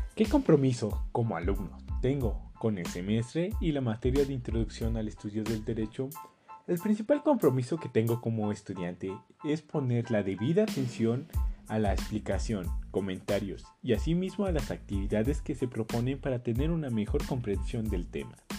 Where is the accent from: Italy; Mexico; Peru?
Mexico; Colima; now in Jocotitlán, Mexico; Nací en Colima, actualmente resido en Jocotitlán, Estado de México